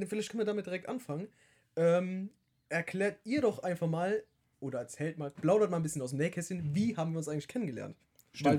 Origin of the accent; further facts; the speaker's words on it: Hunsrück, Rhineland-Palatinate, Germany; accent: Hunsrück dialect; unseren Hunsrücker Dialekt